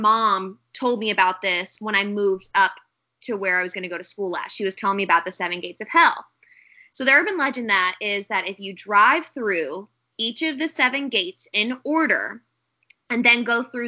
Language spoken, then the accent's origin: English; St. Louis area, Illinois, United States; I always say I'm from St. Louis because it's easier